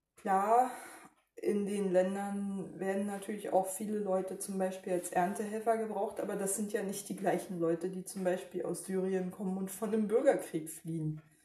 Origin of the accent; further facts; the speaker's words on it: Germany; als Deutsche